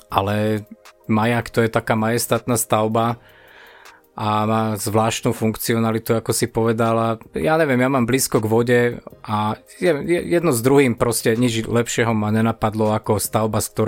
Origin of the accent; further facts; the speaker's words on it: Stupava, Bratislava Region, Slovakia; takže ja som zo Stupavy, preto mi ostalo meno